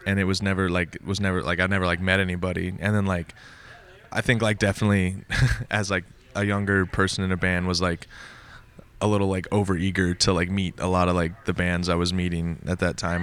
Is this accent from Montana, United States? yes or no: yes; Montana, United States; moved away as an adult; also born or lived in Minnesota; I'm originally from Montana. I grew up, like, in Montana. When I was nineteen, I moved to Minnesota